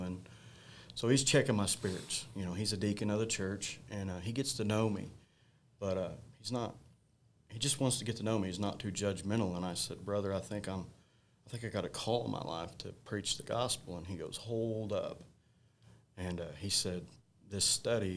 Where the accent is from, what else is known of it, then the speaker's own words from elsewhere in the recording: Mountain Grove, Missouri, United States; go back to Mountain Grove, my hometown